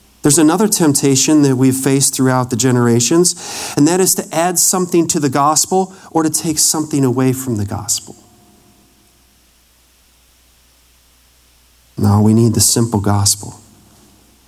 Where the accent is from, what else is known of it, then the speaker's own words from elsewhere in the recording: Wisconsin, United States; I grew up in Wisconsin